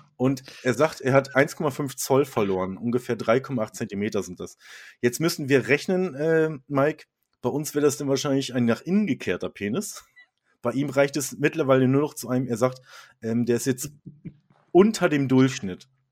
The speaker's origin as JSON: {"language": "German", "country": "Germany", "said": "als Deutscher ist man ja auch so"}